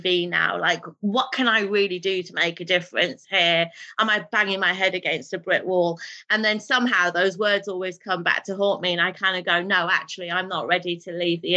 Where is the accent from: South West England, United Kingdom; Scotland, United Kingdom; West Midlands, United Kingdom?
West Midlands, United Kingdom; Birmingham; first language Urdu; I'm a grassroots girl, you know, born and bred in Birmingham